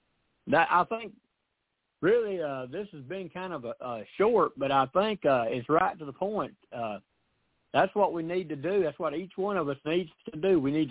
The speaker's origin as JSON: {"language": "English", "region": "the South", "country": "United States", "said": "but I'm sorry, I'm from the South. We don't get in a hurry to say anything sometimes."}